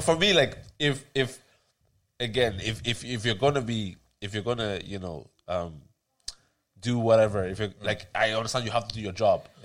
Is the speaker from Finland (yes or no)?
no; Ireland; also born or lived in Tallaght; we grew up in Ireland